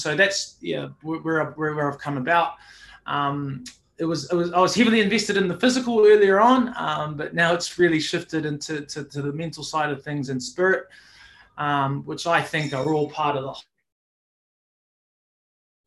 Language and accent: English; Auckland, New Zealand; now in Brisbane, Australia; born here in Brisbane, but earlier on, Mum decided that we pack up and start living in New Zealand. I did predominantly a lot of my growing up in Auckland